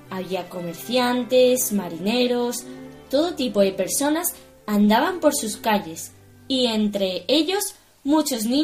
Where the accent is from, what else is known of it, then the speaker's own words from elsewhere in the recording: Seville, Andalusia, Spain; soy de Sevilla.